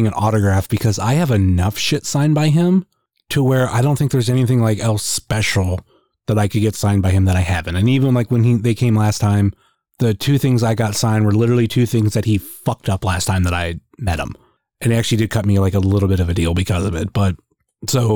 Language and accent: English; small town in Northeast Ohio, United States; we're all Northeast Ohio. I don't care. Like I grew up in a small town. And I wasn't necessarily Akron, and I definitely wasn't Cleveland